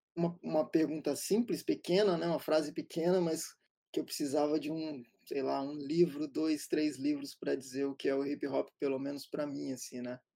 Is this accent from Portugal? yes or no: no; Serra, Espírito Santo, Brazil; Crescemos em Serra Dourada, na Serra, um bairro a uma hora e meia do centro de Vitória